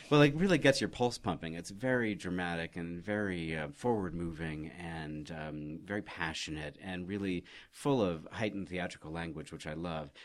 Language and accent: English; Oregon, United States; I was raised in Oregon